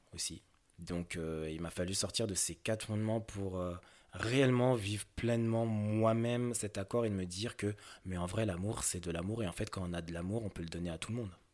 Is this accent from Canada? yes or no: no; France; j'ai grandi en France, et je suis typiquement un occidentaux